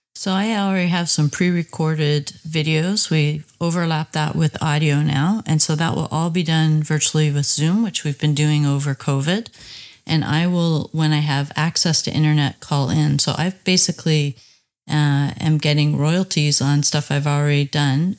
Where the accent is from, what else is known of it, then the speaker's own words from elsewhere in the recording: Bowmanville, Ontario, Canada; I'm from Bowmanville, Ontario.